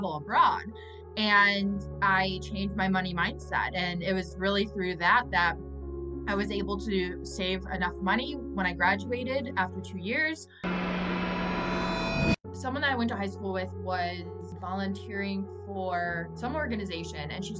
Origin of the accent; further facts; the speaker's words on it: Milwaukee, Wisconsin, United States; I'm back in my hometown of Milwaukee, Wisconsin